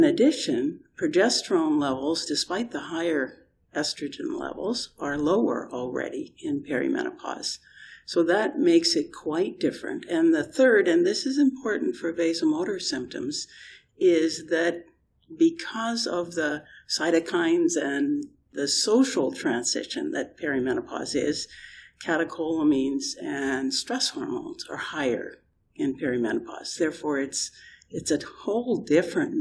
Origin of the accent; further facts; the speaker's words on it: Canada; I'm Canadian and not British.